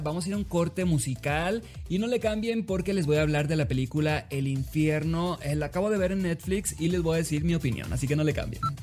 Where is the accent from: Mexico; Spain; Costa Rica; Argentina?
Mexico; Sinaloa; soy de Sinaloa